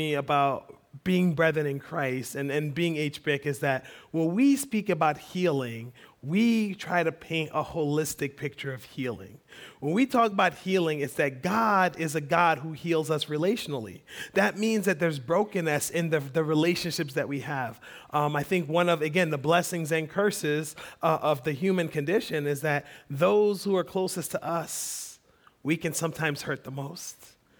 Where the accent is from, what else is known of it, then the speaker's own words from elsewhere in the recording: Liberia; now in United States; I grew up in Liberian Baptist, which I learned is very different than Black American Baptist, which when I came to America, I learned is very different than Southern Baptist